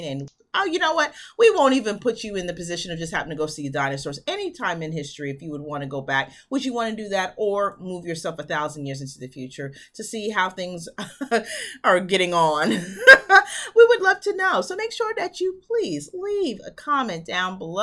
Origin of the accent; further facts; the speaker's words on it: United States; moved away; I'm originally from New York